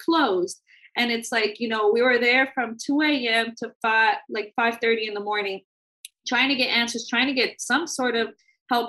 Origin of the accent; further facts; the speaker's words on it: San Francisco, California, United States; we're not from here. We're from San Francisco